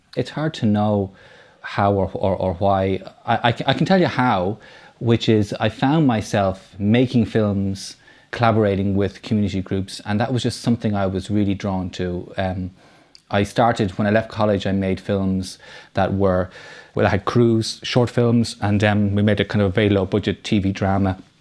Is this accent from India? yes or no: no; Dublin, Leinster, Ireland; I grew up in Foxfield in Rhieni. So, um, the three films I've made so far, they're Dublin films